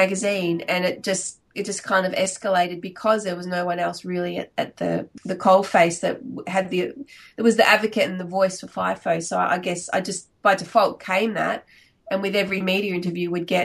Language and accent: English; Victoria, Australia; moved away as an adult; now in Perth, Australia; So originally I'm from Victoria, but I've been living in Perth for about 20 years now.